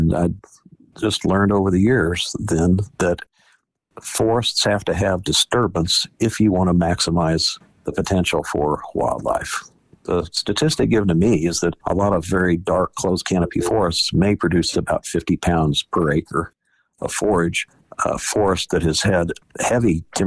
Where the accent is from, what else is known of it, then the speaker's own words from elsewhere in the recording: Nevada, Missouri, United States; now in Kansas City, United States; I'm from Nevada, Missouri, and we just didn't have a population of turkeys there on the west side of the state in the 70s